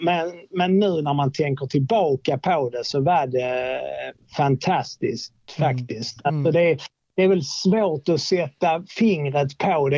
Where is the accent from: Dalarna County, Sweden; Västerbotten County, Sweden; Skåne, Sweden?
Skåne, Sweden; Åkarp; also born or lived in Lund / Trelleborg; jag är uppväxt eh, mellan Malmö och Lund i något som heter Åkarp.